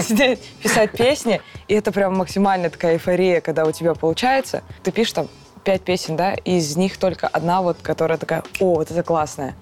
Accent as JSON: {"language": "Russian", "town": "Karaganda", "region": "Karaganda Region", "country": "Kazakhstan", "said": "я из Казахстана, город Караганда"}